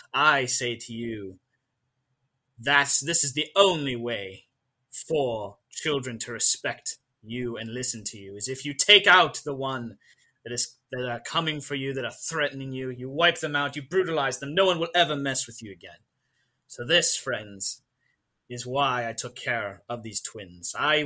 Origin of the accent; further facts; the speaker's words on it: Ireland; seeing as I must, as an Irish person, know the history of all things Ireland.